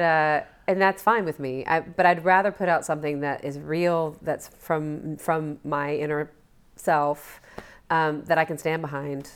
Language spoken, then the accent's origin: English; Alabama, United States; moved away as an adult; I'm from Alabama